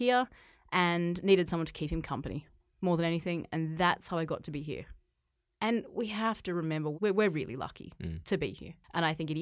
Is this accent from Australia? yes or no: yes; Australia; moved away as an adult; now in China; I grew up in Australia. I grew up on a farm